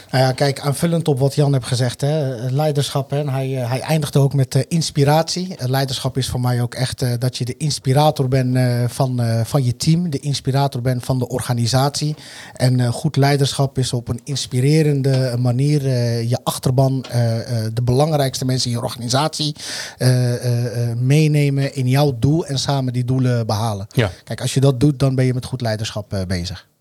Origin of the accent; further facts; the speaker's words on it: Alphen aan den Rijn, South Holland, Netherlands; also born or lived in Morocco; Ik ben eh, geboren in Marokko, getogen in al aan de Rijn